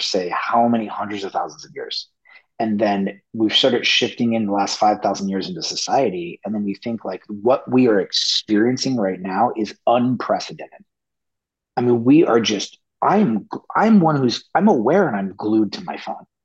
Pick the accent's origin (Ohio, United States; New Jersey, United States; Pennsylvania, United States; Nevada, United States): Nevada, United States; Las Vegas; moved away as an adult; also born or lived in Del Mar; I grew up in Las Vegas